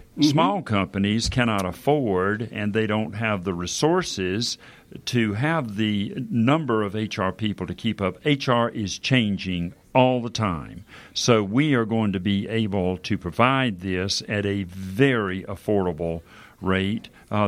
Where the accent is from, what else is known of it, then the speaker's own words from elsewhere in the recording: Bronx, New York, United States; And I tell people I'm from the Bronx.